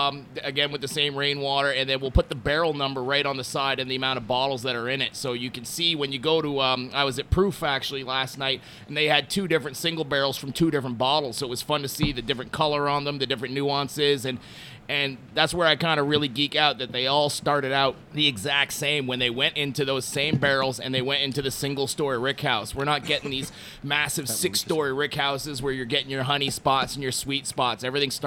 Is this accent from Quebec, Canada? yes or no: yes; Montreal, Quebec, Canada; I've lived in five different countries. I've run bars all over the planet, and I'm originally from Montreal.